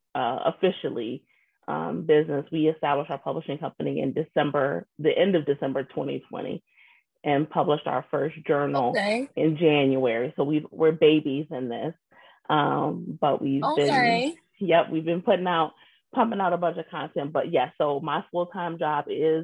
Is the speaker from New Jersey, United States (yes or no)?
no; Zion, Illinois, United States; now in Wisconsin, United States; I'm originally from Zion, Illinois